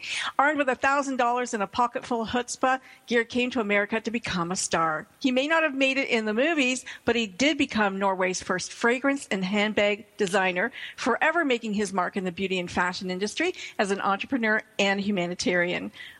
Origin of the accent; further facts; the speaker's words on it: Salzburg, Austria; I'm from Salzburg